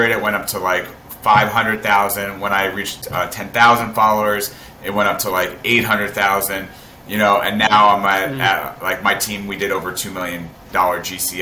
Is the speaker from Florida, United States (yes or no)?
yes; South Florida, United States; moved away as an adult; also born or lived in Tampa, Florida; now in New York, United States; I'm from South Florida. I moved to New York 10 years ago